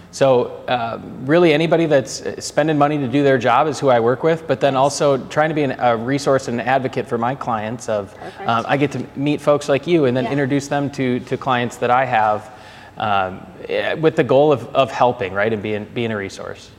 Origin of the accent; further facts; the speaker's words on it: Minneapolis, Minnesota, United States; accent: Minnesotan; moved away as an adult; also born or lived in Atlanta; I grew up playing hockey in the Twin Cities